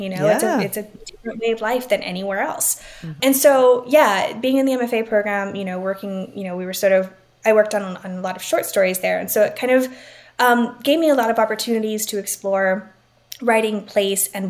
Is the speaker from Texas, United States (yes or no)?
yes; Laredo, Texas, United States; I grew up in Laredo.